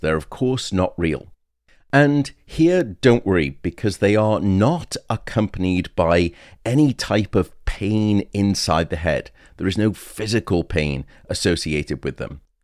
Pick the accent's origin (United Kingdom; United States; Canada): United Kingdom; moved away; in the U K, my home country